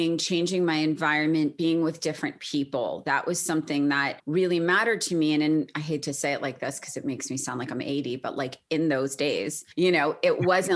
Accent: Short Hills, New Jersey, United States; now in Brentwood, United States; I grew up in a town called Short Hills in New Jersey

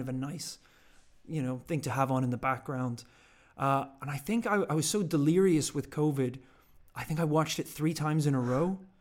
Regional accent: Northern Ireland, United Kingdom; also born or lived in Georgia, United States; now in London, United Kingdom; growing up in Northern Ireland, obviously whiskey is a huge thing over there

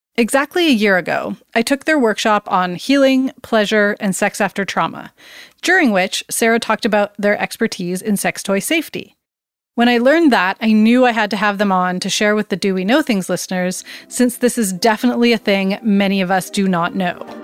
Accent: Surrey, British Columbia, Canada; Back in the 90s, as a teen growing up in Surrey, BC, which is a suburb of Vancouver

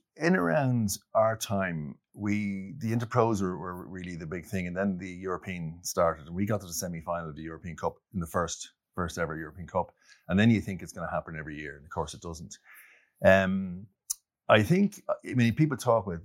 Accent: Wicklow Mountains, Leinster, Ireland; I'm not Dublin 4, by the way. I was born in the Wicklow Mountains.

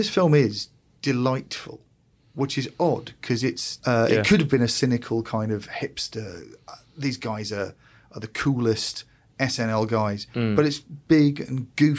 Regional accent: United Kingdom; as a British person

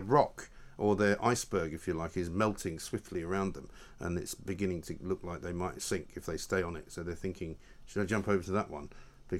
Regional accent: London, United Kingdom; moved away as an adult; also born or lived in America; Well, because I grew up in London, right? So I never learned to drive when I was in London. I never needed to. Went everywhere on the tube.

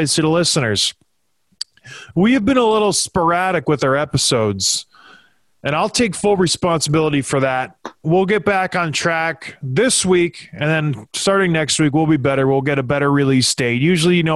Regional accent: Edmonton, Alberta, Canada; The town where I was born in Edmonton, Alberta, on a blustery fall day, September 26, 1982, I was born. Lived in the North End in a trailer park. Like, I am Edmonton.

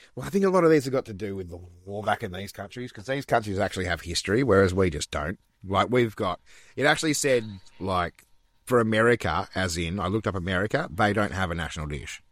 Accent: Australia; Australia, mate. Our home country

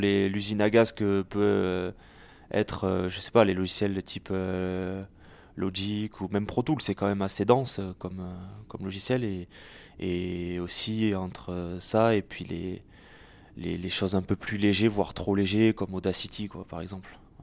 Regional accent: Béziers, Occitania, France; moved away; also born or lived in Paris; c'est une histoire avec laquelle j'ai grandi, puisque je suis né à Béziers en 1991

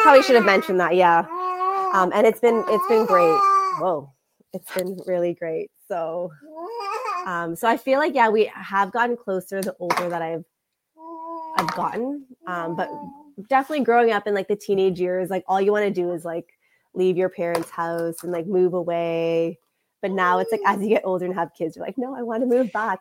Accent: Canada; I also grew up in like a Canadian culture

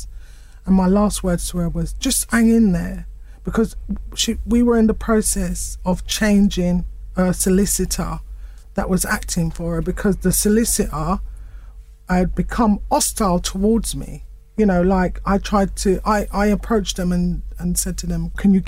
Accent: United Kingdom; I was born here. We're British

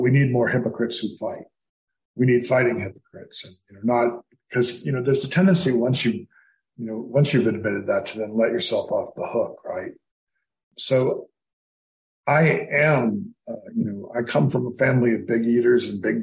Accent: Cape Cod, Massachusetts, United States; moved away; When I was growing up on Cape Cod

